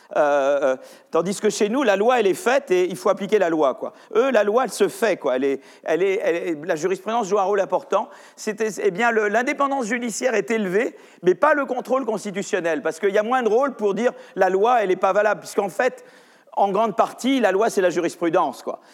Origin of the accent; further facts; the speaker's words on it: France; chez nous en France